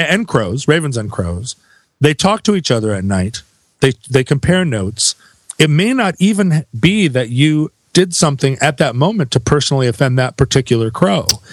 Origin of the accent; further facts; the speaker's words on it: Alaska, United States; growing up in Alaska